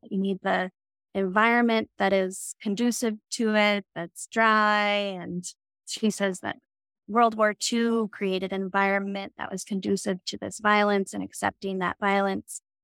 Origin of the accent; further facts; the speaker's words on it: Casper, Wyoming, United States; also born or lived in Virginia / Lincoln, Nebraska; I grew up in Casper, and that's where I was born and raised